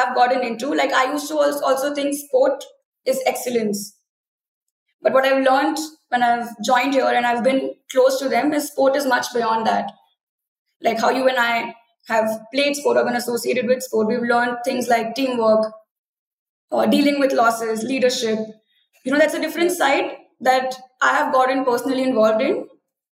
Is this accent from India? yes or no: yes; Rourkela, Odisha, India; moved away as an adult; also born or lived in Pune; I come from Rourkela in Odisha